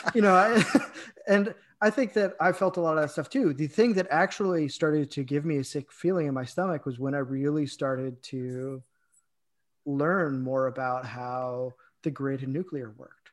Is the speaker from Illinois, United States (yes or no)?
yes; Illinois, United States; I'm from Illinois